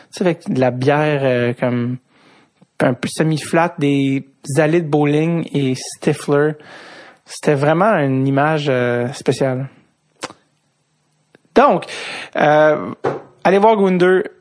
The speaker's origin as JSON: {"language": "French", "town": "Montreal", "region": "Quebec", "country": "Canada", "said": "Moi, je viens de Rosemont, puis les gens me disaient que je viens de l'Est"}